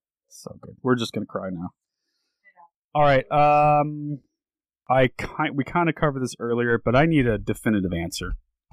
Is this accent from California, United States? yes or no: yes; Southern California, United States; now in Oregon, United States; I grew up in Southern California, and where we live in Oregon, there's a lot of Mexican immigrants